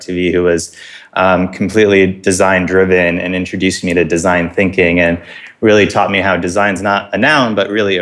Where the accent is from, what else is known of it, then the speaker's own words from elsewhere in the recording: Buffalo, New York, United States; moved away as an adult; now in New York City, United States; I grew up in Buffalo, New York, and that's really where my sports roots started to grow